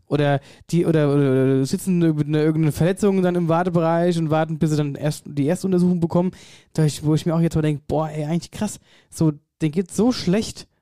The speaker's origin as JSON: {"language": "German", "area": "Wetterau", "region": "Hesse", "country": "Germany", "said": "bei uns in der Wetterau"}